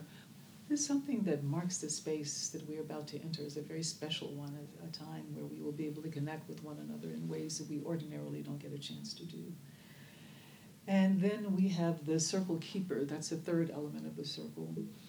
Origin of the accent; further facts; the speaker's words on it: Oakland, California, United States; Instead of saying … I'm from Oakland, California, and I'm the head of Restorative Justice.